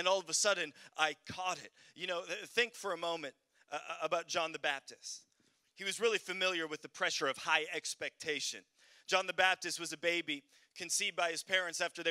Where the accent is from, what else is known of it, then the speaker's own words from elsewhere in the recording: Canada; moved away; also born or lived in Sweden; I'm from Canada